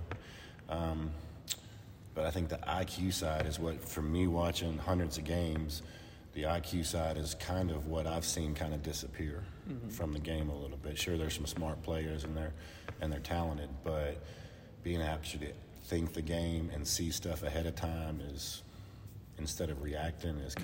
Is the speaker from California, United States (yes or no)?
no; Nashville, Tennessee, United States; I grew up in Nashville